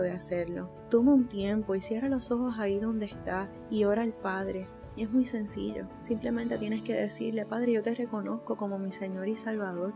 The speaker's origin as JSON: {"language": "Spanish", "country": "Puerto Rico", "said": "no estaba en mi país, estaba fuera de Puerto Rico"}